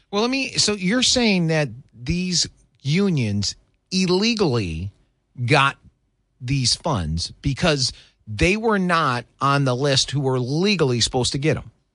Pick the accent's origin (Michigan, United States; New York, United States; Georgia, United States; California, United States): Michigan, United States; moved away; Growing up in the Michigan